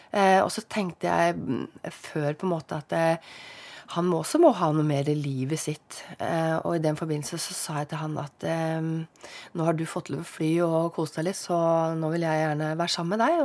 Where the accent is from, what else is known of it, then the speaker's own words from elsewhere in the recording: Oslo, Norway; moved away as an adult; also born or lived in Lørenskog / Høvåg, Lillesand; now in Lillesand, Norway; født og oppvokst der eh, med mor og far